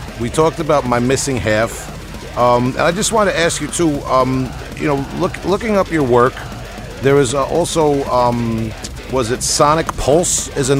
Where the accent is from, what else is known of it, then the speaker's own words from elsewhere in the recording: Long Island, New York, United States; having grown up on Long Island